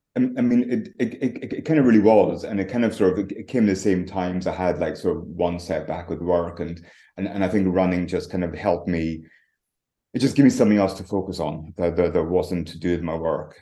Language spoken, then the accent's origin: English; Tongue, Scotland, United Kingdom; moved away; also born or lived in London; Originally, I'm from the Highlands of Scotland, um, right up on the very north coast. It's like a tiny village called called Tongue. So I grew up in a croft